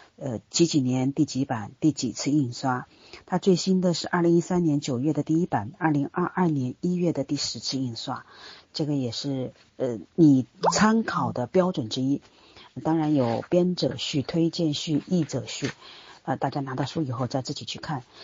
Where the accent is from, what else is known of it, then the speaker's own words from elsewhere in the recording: China; 我们身在当今的中国